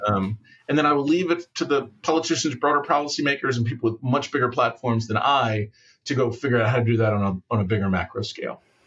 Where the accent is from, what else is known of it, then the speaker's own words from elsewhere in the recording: United States; as an American